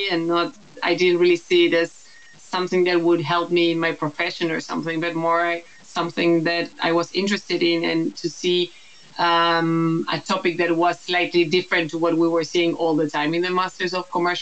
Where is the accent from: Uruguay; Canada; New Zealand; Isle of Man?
Uruguay; moved away as an adult; now in Netherlands; I am Uruguayan. I'm also half Dutch. And that's part of the reason why I now live in the Netherlands.